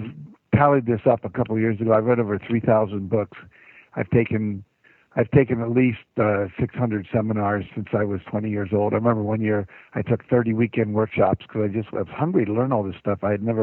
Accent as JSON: {"language": "English", "region": "West Virginia", "country": "United States", "tie": "born or raised there", "said": "I grew up in West Virginia, it would snow in the winter"}